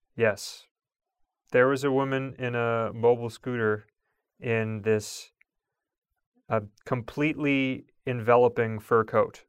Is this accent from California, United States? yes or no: no; Long Island, New York, United States; growing up on Long Island